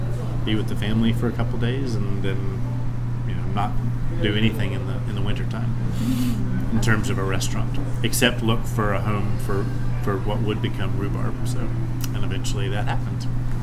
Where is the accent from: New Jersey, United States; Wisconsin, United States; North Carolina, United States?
North Carolina, United States; Winston-Salem; moved away as an adult; also born or lived in Maryville, Tennessee; now in Asheville, United States; my wife and I grew up in Winston-Salem, and over the years, the 20 years we lived in Maryville